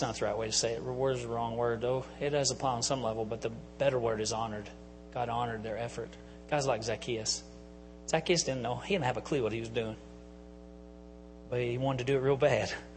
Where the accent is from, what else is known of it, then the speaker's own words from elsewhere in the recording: Enola, Pennsylvania, United States; I'm from Enola